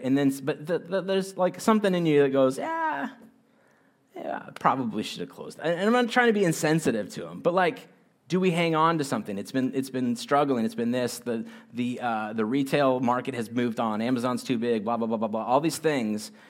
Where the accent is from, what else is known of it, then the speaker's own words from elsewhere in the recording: United States; I'm an American